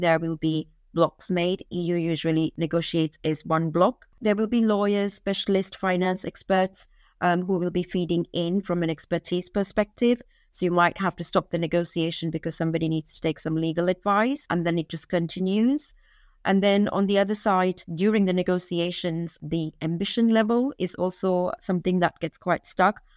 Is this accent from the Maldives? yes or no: yes; Maldives; I'm from Maldives, and I grew up in the Maldives